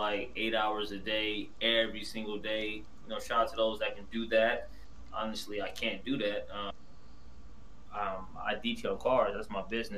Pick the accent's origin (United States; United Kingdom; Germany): United States; Oakland, California; I'm from Oakland. From East Oakland, California, born in, you know what I'm saying, born in West Oakland, but moved to the East later on in my life